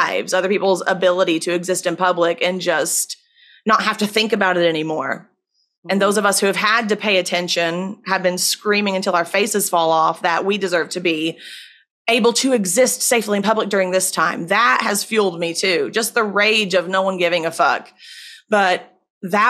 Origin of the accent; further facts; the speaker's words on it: Virginia, United States; in my home state of Virginia